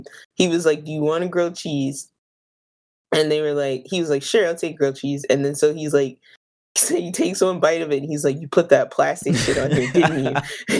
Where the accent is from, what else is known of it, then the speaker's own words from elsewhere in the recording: United States; as an American who has not traveled outside of the United States